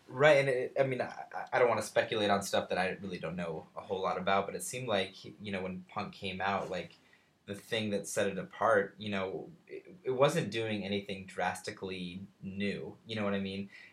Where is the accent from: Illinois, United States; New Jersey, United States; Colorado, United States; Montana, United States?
Colorado, United States; now in Cincinnati, United States; I, I come from Colorado. I come from the West